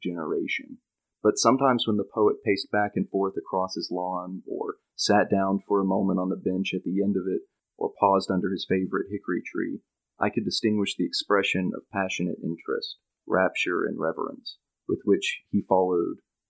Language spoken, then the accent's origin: English; the Appalachians, United States; growing up in the Appalachians